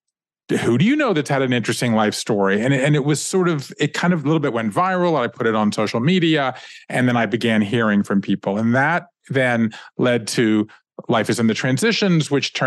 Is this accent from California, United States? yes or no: no; Savannah, Georgia, United States; I grew up in Savannah, Georgia